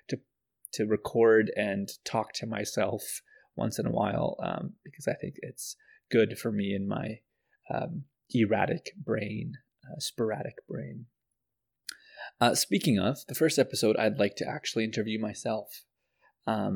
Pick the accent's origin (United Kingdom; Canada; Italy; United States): Canada; also born or lived in Pakistan; I was born in Pakistan and moved here when I was very young. So I was raised in Canada, so I'm very much Canadian